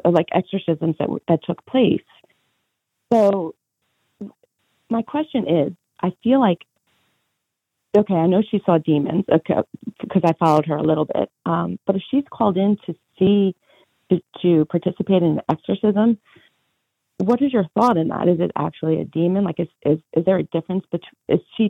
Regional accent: Long Island, New York, United States; I grew up in Holy Family Parish, and we have very famous psychic medium there, Teresa Caputo, who I'm sure you're aware of, the Long Island medium.

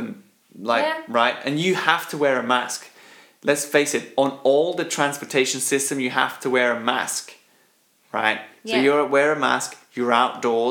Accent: Switzerland; born and bred in Switzerland, like myself

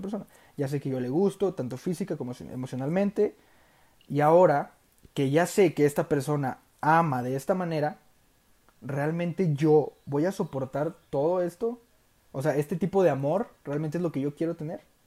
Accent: Durango, Mexico; soy de Durango, Durango, México, tierra de los alacranes

